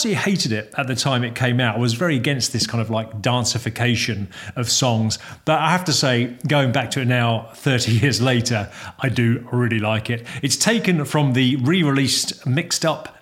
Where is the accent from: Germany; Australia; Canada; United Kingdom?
United Kingdom; London; when I was growing up in South London in the early 80s